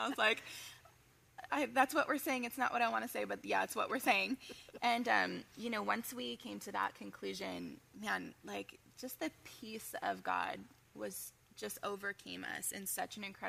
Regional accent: Los Angeles, California, United States; Southern California my entire life, California girl through and through. I grew up in the San Fernando Valley with my family, my mom and dad, my two brothers, and I lived in a pastor's home my entire life. I'm still living in a pastor's home.

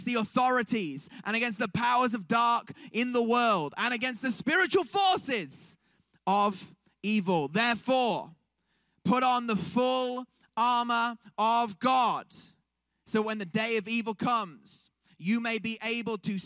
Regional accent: Manchester, North West England, United Kingdom; we're from Manchester, England

